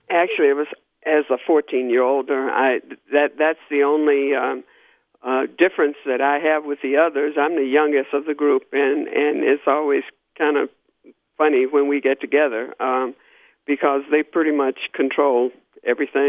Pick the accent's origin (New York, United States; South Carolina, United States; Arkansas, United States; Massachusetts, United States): Arkansas, United States; Little Rock; I grew up in Little Rock, Arkansas. I was born and raised there.